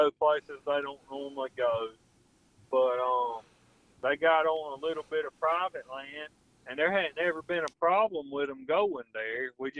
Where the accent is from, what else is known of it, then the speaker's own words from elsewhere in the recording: Texas, United States; Well, I'm from Texas, and I don't like dog hunting.